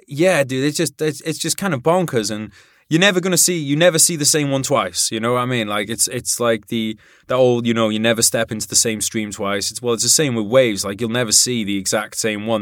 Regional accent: Wales, United Kingdom; in Wales

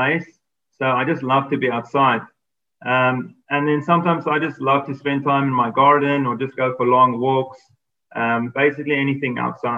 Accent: Johannesburg, Gauteng, South Africa; I'm from sunny Johannesburg, South Africa

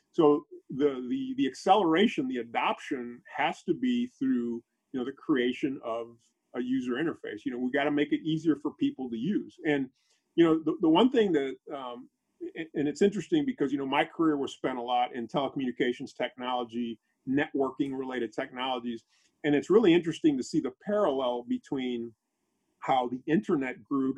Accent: Panama; moved away; my country, I'm from Panama originally

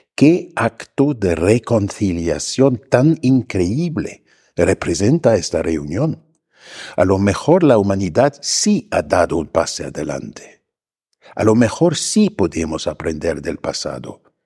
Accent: Germany; moved away as an adult; now in Mexico; yo, como alemán

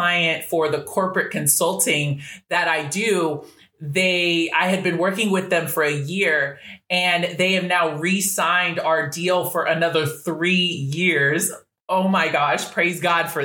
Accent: Washington, United States; moved away; also born or lived in California; I was born in Cali, but raised in Washington State, which is about 15 minutes away from Portland

